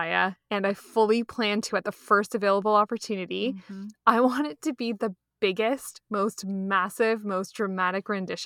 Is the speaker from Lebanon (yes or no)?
no; Canada; we're Canadian